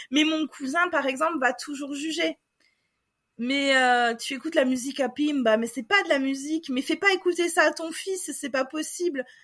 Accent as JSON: {"language": "French", "country": "Portugal", "said": "je suis portugaise en fait, je je, je parle pas, ou alors je, je vais dire euh, je suis franco-portugaise, mais tu vas jamais m'entendre dire euh, je suis euh, je, je suis française."}